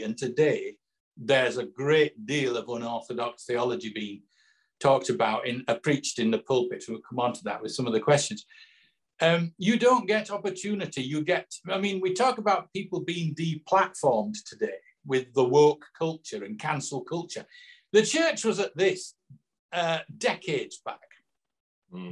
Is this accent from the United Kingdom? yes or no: yes; Yorkshire and the Humber, United Kingdom; now in Somerset, United Kingdom; I'm from Yorkshire originally, as you probably tell. Well, Scott will tell from my accent. But I now live down in Somerset